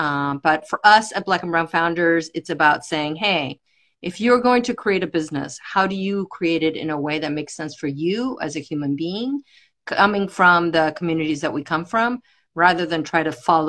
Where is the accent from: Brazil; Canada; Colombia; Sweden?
Colombia; Barranquilla, Atlántico; also born or lived in United States; From Colombia. My family's from Colombia. I grew up here and I grew up in Colombia. I went back and forth as a child.